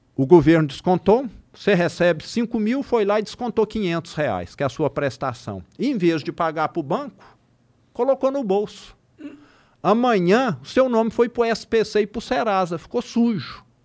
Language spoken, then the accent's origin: Portuguese; Triângulo Mineiro, Minas Gerais, Brazil; accent: interior de Minas; O triângulo, mais ainda, que é de onde eu sou